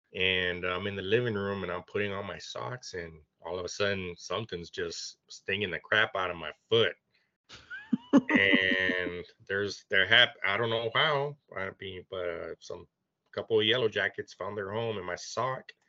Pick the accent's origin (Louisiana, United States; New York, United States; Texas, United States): Texas, United States; Bishop; I grew up in Bishop